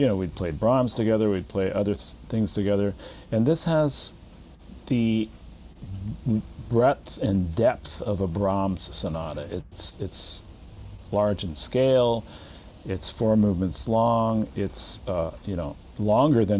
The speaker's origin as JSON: {"language": "English", "town": "Los Angeles", "region": "California", "country": "United States", "tie": "born or raised there", "also_born_or_lived": "New York / Chicago", "moved": "as an adult", "said": "my hometown orchestra, the LA Philharmonic"}